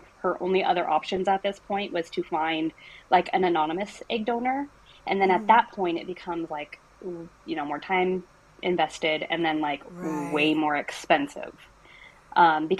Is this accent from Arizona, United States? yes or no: yes; Arizona, United States; I'm from Arizona